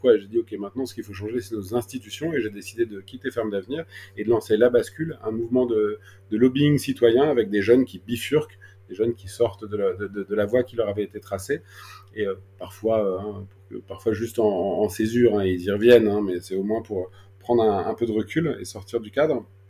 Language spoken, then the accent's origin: French; Paris, Île-de-France, France; also born or lived in Toulouse; j'ai grandi à Paris